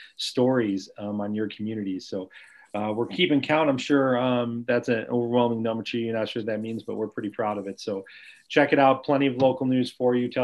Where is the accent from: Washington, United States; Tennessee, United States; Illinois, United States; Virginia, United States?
Illinois, United States; Lombard; at a bank in Lombard, my hometown